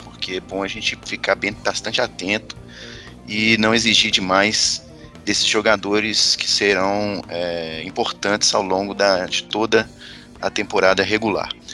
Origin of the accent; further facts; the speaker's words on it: Minas Gerais, Brazil; eu, como bom mineiro